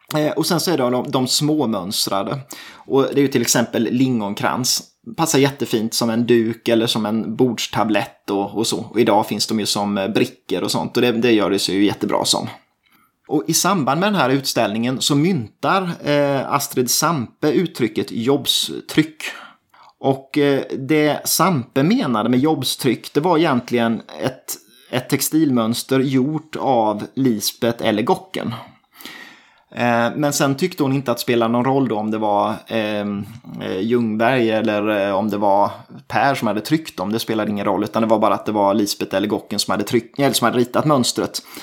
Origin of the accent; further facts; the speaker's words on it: Småland, Sweden; det känner vi ju till här som smålänningar